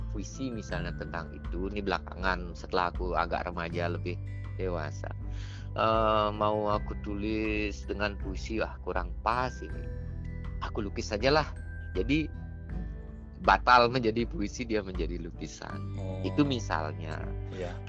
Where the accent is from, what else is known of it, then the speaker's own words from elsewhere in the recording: Bali, Indonesia; Nah, aku kan orang desa, desa banget hmm. loh. Zaman itu jalan di desaku belum beraspal. Jadi tamat SD, aku dikirim sama bapakku sama ke ke ke kota negara. Cuma 20 kilo dari dusunku ke negara